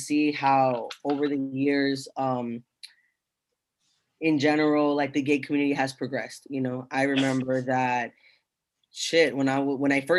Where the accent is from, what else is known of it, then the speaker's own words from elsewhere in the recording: United States; I was born in America